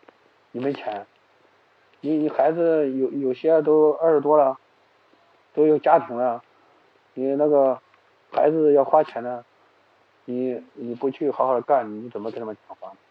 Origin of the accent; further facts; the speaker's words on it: Xuchang, Henan, China; 我是河南人嘛，河南许昌人。